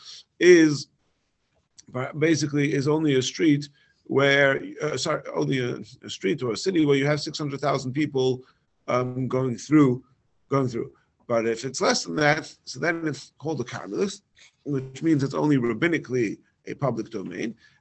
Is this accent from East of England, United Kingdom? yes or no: no; London, United Kingdom; moved away; in my hometown in London